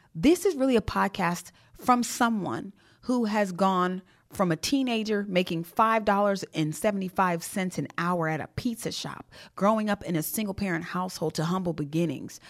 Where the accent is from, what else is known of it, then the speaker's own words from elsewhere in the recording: Jamaica; I am Jamaican.